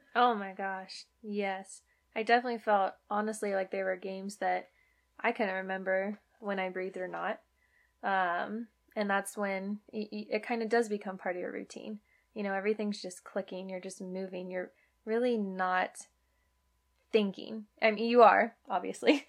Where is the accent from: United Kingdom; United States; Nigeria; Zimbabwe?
United States; Virginia; moved away as an adult; also born or lived in Arizona / San Diego; I am born and raised in Virginia, but played softball at the University of Arizona